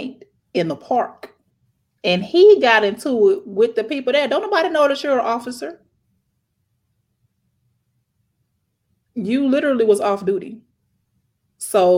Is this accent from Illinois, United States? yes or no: yes; Chicago, Illinois, United States; I grew up in Chicago